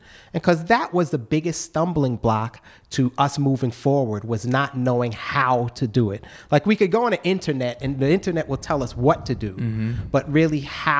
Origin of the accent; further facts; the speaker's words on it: New York City, New York, United States; moved away as an adult; now in Charleston, United States; being a New Yorker